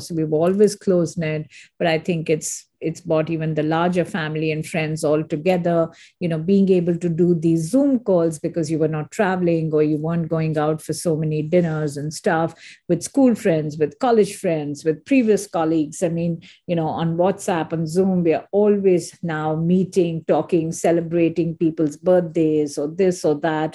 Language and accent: English; India; moved away as an adult; also born or lived in Singapore / Hong Kong / Geneva; now in United States; I am an Indian, and I totally always believe uh, India is my country